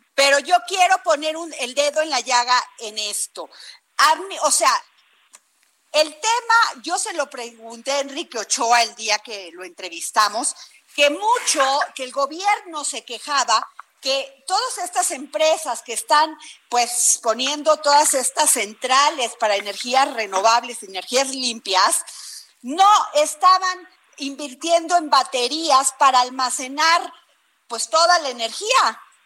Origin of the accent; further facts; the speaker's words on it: Vega de Alatorre, Veracruz, Mexico; yo soy de Vega de la Torre Veracruz